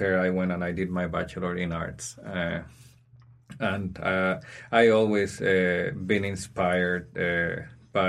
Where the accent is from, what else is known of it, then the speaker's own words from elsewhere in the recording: San Juan, Puerto Rico; moved away as an adult; now in Saskatchewan, Canada; I came here 14 years ago, and I was born in the Caribbean, in San Juan, Puerto Rico